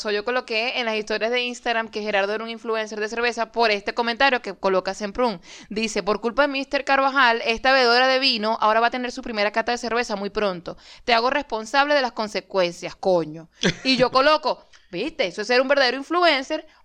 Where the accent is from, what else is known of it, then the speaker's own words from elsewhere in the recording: Maracaibo, Zulia, Venezuela; Como buen maracucho, igual me tomé la sopa creyendo que esa vaina era caimán de verdad.